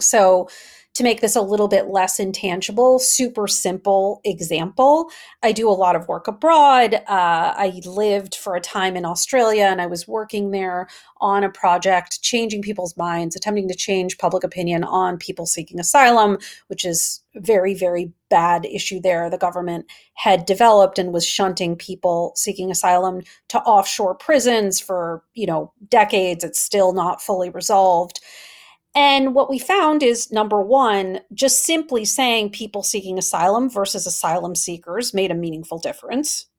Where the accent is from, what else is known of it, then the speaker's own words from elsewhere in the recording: Wisconsin, United States; I'm from Wisconsin